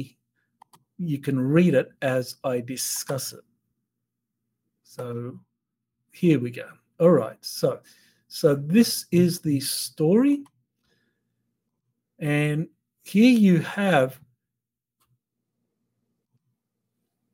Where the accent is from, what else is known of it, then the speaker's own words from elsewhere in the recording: Australia; for me as an Australian